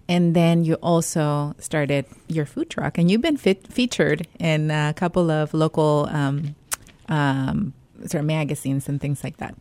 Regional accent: Mexico; now in United States; I grew up in Mexico

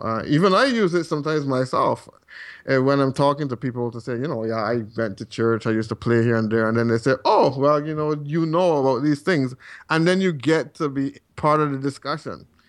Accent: Barbados; moved away as an adult; now in Calgary, Canada; I am from Barbados originally, and still have quite a few contacts there

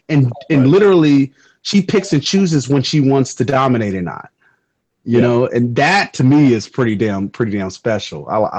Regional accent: Los Angeles, California, United States; I'm from South Central.

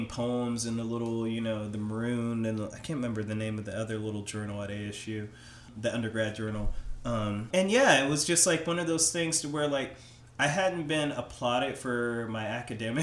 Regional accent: Anderson, Indiana, United States; moved away as an adult; also born or lived in Phoenix; Anderson, my hometown, currently is only like 50,000 people.

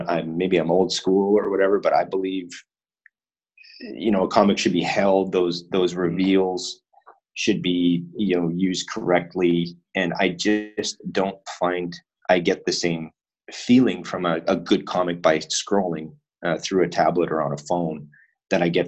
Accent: Winnipeg, Manitoba, Canada; moved away as an adult; now in Japan; in Winnipeg, my hometown

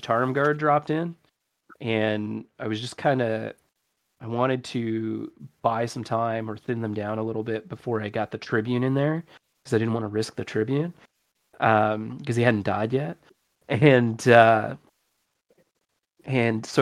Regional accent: Canada; I'm English Canadian. I'm Anglophone

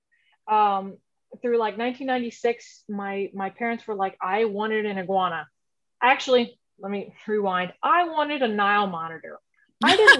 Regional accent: Houston, Texas, United States; I grew up in Houston, Texas. I haven't gone far. So I grew up here

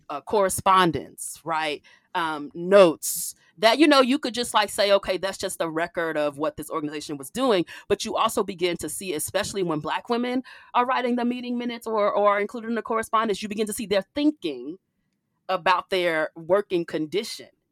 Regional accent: Chicago, Illinois, United States; moved away as an adult; also born or lived in Wisconsin; I'm from Chicago

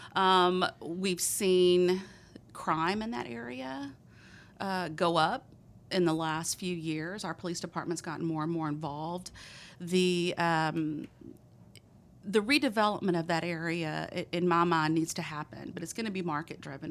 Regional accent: Texas, United States; accent: thick Texas; my thick Texas accent

